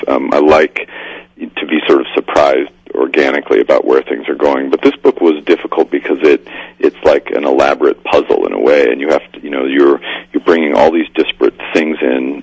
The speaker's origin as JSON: {"language": "English", "town": "Spokane", "region": "Washington", "country": "United States", "tie": "born or raised there", "said": "in Spokane, Washington, my hometown"}